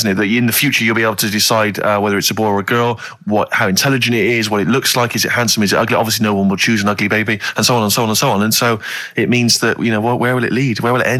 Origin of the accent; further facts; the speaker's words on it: West Country, South West England, United Kingdom; I come from the West Country.